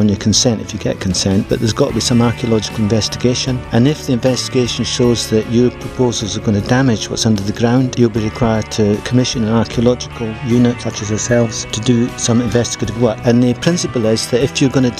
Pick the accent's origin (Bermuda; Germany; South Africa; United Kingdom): United Kingdom; Edinburgh, Scotland; moved away; also born or lived in St Andrews / Colchester; I was brought up in Edinburgh